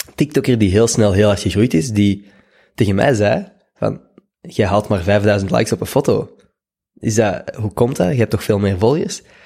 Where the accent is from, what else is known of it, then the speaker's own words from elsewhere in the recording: Schoten, Flanders, Belgium; moved away as an adult; also born or lived in Leuven; now in Brussels, Belgium; Ik ben opgegroeid in Schoten